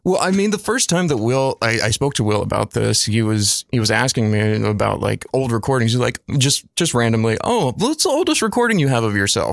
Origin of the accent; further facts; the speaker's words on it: Lufkin, Texas, United States; moved away as an adult; also born or lived in Southeast Georgia; now in Brooklyn, United States; born and raised East Texas and um, spent nine years of my youth actually in uh, Southeast Georgia